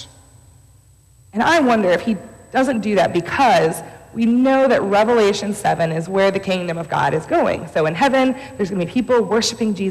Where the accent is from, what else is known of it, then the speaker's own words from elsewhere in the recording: Stow, Ohio, United States; I grew up in Stowe, Ohio.